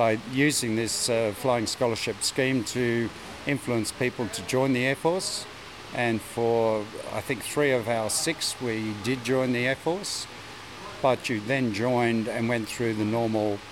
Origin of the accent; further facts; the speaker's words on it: Brisbane, Queensland, Australia; I was born in Brisbane and grew up here. Went to school at Yeronga, then into in high school in Brisbane